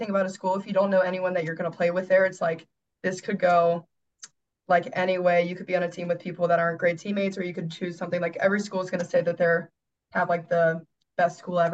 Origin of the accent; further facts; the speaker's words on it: Cincinnati, Ohio, United States; moved away as an adult; I am from Cincinnati, Ohio